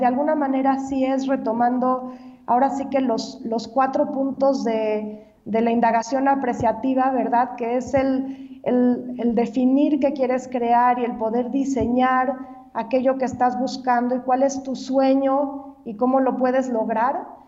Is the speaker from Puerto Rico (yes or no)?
no; Mexico; nosotros viéramos como mexicanos